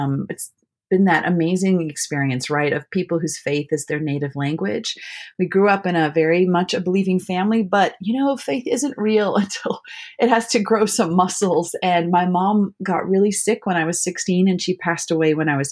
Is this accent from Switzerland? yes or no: no; South Africa; moved away as an adult; also born or lived in Michigan / Virginia; now in Maryland, United States; I was born in South Africa. So I think both of us are third world kids in a way. I grew up in South Africa